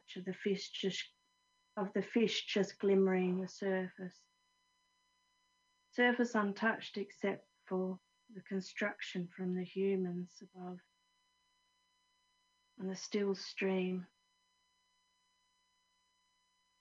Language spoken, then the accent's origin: English; Australia; I'm Australian, but my dad is from Lincolnshire